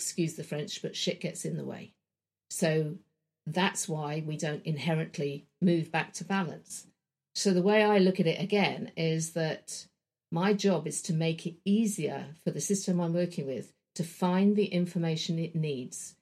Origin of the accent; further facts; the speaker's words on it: London, United Kingdom; I grew up in Wembley in London, in a suburban home.